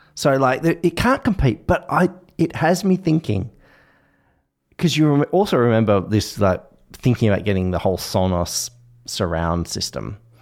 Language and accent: English; Australia; I, as an Australian